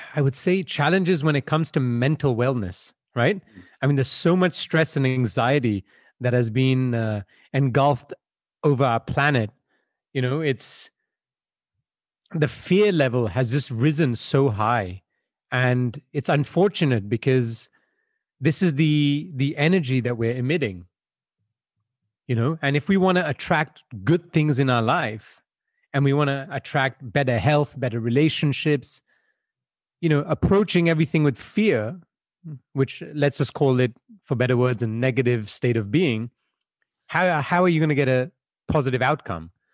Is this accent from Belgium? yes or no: yes; Belgium; moved away; I was born and raised in Belgium, where I spent most of my childhood.